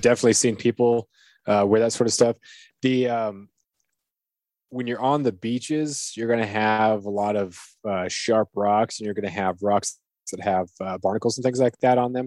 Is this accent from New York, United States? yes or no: no; Southeast Alaska, United States; growing up in Southeast Alaska